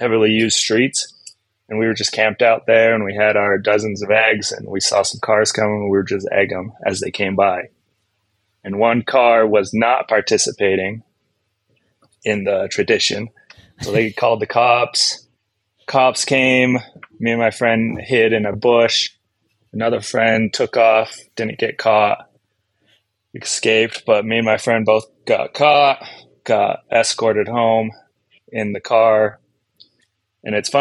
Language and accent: English; Grantsville, Utah, United States; also born or lived in West Valley City, Utah; I grew up in Grantsville.